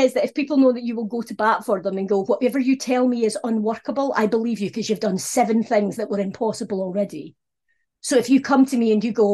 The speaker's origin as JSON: {"language": "English", "region": "Scotland", "country": "United Kingdom", "said": "being Scottish was a problem"}